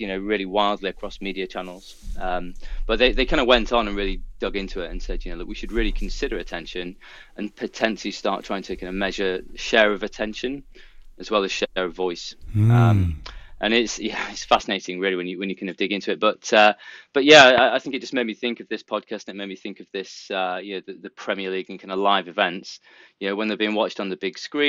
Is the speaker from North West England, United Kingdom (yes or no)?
yes; Lancashire, North West England, United Kingdom; now in South of England, United Kingdom; I'm originally from the northwest of England, but now that I live down south